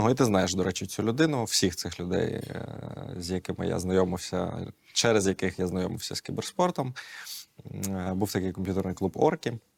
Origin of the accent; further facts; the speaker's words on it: Kyiv, Ukraine; я майже все життя живу тут, в Києві.